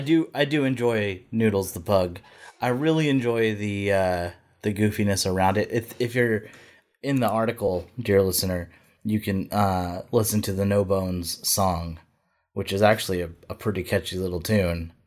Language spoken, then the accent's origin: English; the South, United States; accent: Southern; I'm from the South